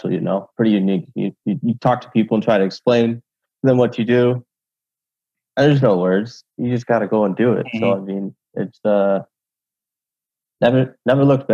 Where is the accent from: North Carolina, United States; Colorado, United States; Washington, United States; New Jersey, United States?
Washington, United States; Vancouver; moved away as an adult; also born or lived in Hawaii; now in California, United States; I was born in Hawaii. I grew up in Vancouver, Washington. I moved from Hawaii when I was 7. I moved down to California for work.